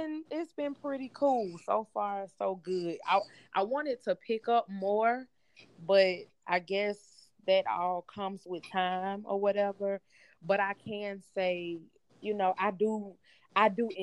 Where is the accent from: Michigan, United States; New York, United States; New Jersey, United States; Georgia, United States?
Georgia, United States; Atlanta; I'm from Atlanta